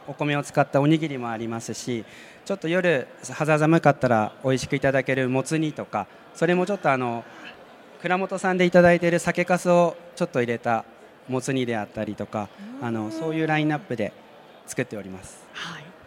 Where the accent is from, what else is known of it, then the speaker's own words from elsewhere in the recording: Niigata, Japan; moved away; 新潟の出身